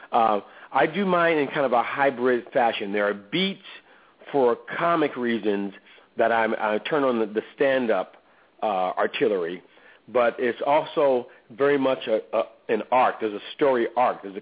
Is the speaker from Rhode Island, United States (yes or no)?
no; Oakland, California, United States; I grew up in Oakland, uh, and my stepfather uh, forced me to be in that religion that rhymes with Jehovah's Witnesses.